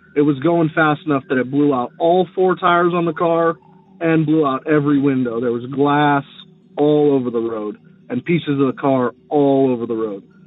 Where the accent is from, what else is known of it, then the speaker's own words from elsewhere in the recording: Las Vegas, Nevada, United States; I'm from Las Vegas